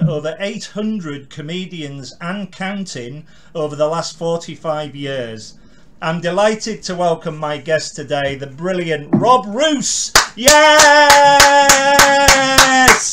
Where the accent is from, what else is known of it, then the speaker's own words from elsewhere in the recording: Cumbria, North West England, United Kingdom; I'm Cumbrian born and bred